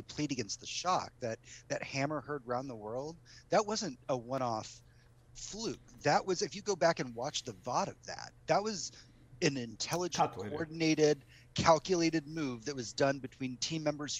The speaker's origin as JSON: {"language": "English", "town": "Houston", "region": "Texas", "country": "United States", "said": "I'm from Houston"}